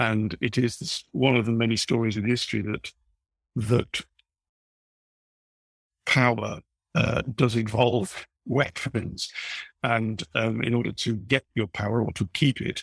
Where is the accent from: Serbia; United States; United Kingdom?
United Kingdom; Leeds, Yorkshire and the Humber; I was growing up in Leeds in the 1970s